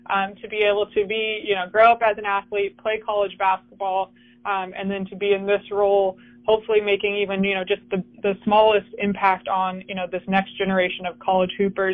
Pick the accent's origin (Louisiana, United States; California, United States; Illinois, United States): California, United States; moved away as an adult; also born or lived in Colorado Springs / Northern Colorado; now in Houston, United States; I grew up in California